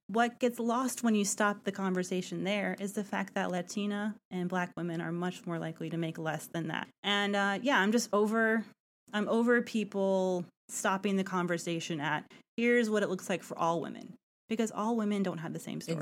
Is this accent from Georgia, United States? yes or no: yes; Atlanta, Georgia, United States; Atlanta, my hometown